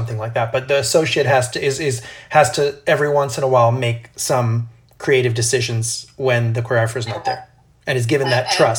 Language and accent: English; Brazil; I grew up in Brazil, so for me, a lot of Brazilian rhythms are really easy.